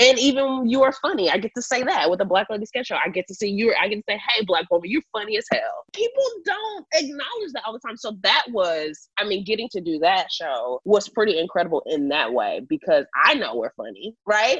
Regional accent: Houston, Texas, United States; born or raised there; now in Los Angeles, United States

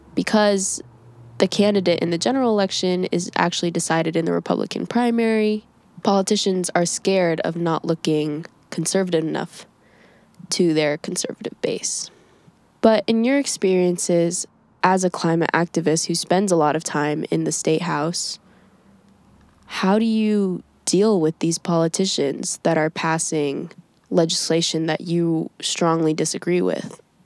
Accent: Indiana, United States; my home state of Indiana

